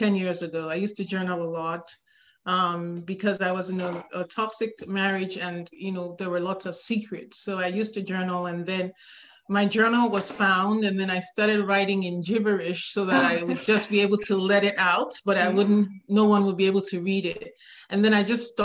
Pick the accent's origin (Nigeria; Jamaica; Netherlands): Nigeria; now in Atlanta, United States; I live in Atlanta, Georgia with my three children, and I'm originally from Nigeria in West Africa